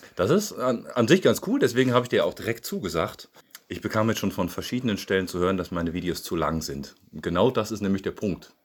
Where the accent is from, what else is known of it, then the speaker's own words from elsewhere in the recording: Siegen, North Rhine-Westphalia, Germany; moved away as an adult; now in Bratnitsa, Bulgaria; In Siegen bin ich geboren